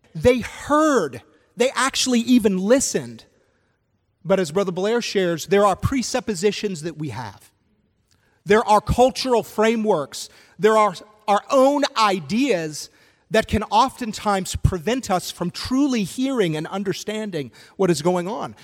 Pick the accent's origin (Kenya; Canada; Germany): Canada; moved away; I'm originally from Canada